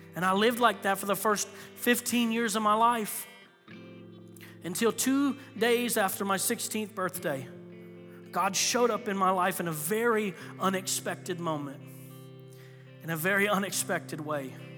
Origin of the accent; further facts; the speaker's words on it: Florida, United States; moved away; I grew up in Florida